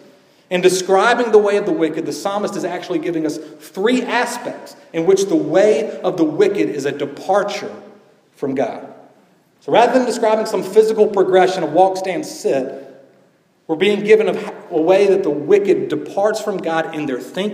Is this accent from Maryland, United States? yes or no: no; Georgia, United States; growing up in Georgia as a young boy who loved basketball